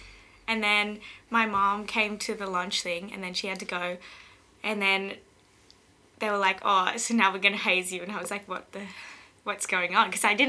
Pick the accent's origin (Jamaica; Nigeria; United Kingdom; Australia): Australia; Newcastle, New South Wales; also born or lived in Sydney, Australia; I grew up in Newcastle, so I was born there at John Hunter Hospital, just for everyone's information. And then I lived there until I was 10, and then I moved to Sydney, and I lived in Castle Hill.